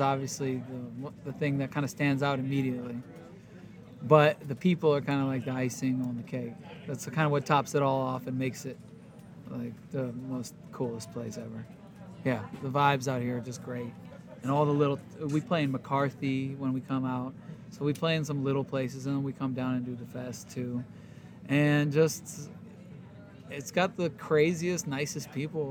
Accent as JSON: {"language": "English", "town": "Warsaw", "region": "Masovian Voivodeship", "country": "Poland", "moved": "yes", "lives_now": "Oakland, United States", "said": "I live in Oakland, California, and I'm from Warsaw, Poland."}